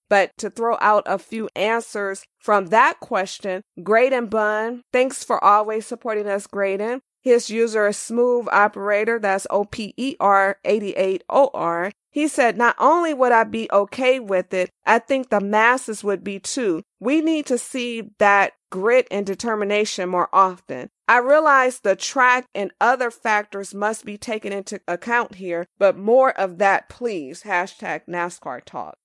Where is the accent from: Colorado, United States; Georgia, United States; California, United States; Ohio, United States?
California, United States; Los Angeles; I'm born and raised in Los Angeles